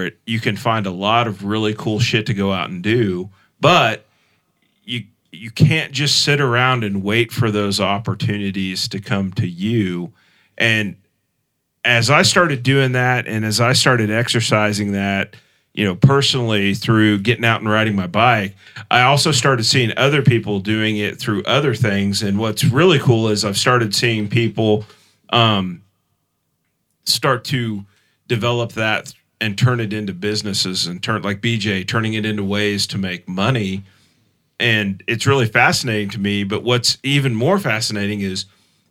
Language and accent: English; Mulvane, Kansas, United States; moved away as an adult; also born or lived in Champaign, Illinois / Tulsa, Oklahoma / Derby, Kansas; I grew up in Mulvane. We live in Derby now, but I've also lived in Champaign, Illinois, and I've also lived in Tulsa